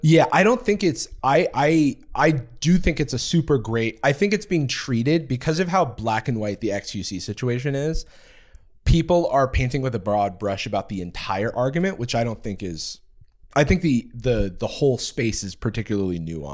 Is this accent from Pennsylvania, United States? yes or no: no; Gainesville, Florida, United States; the University of Florida, which is in my hometown